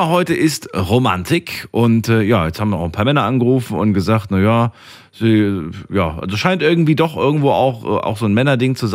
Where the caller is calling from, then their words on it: Dormagen, North Rhine-Westphalia, Germany; Ich komme aus Dormagen.